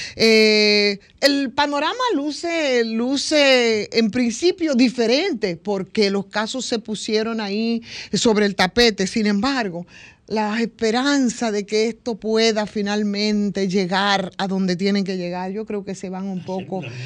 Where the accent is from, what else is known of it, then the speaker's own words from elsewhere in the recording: Villa Jaragua, Bahoruco, Dominican Republic; de donde vengo yo, es específicamente de ahí, Villaragua, siete kilómetros del municipio cabecera que es Neiva.